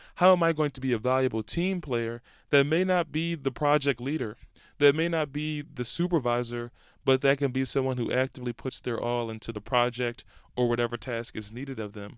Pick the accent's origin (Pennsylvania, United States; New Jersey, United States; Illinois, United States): Pennsylvania, United States; Philadelphia; I grew up in Idaho from the great city of Philadelphia, Pennsylvania